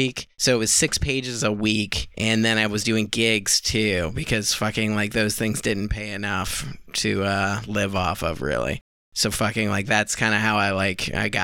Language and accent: English; Newport News, Virginia, United States; now in New York, United States; I'm from Virginia. I'm from Newport News